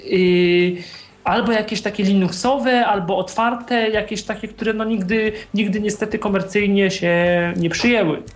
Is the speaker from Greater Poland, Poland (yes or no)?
yes; Poznań, Greater Poland, Poland; jestem z Poznania